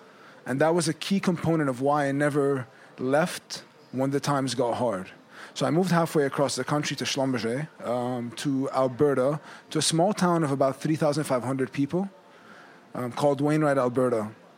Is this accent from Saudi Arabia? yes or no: yes; Saudi Arabia; So I grew up in Saudi Arabia. I went to the French school there.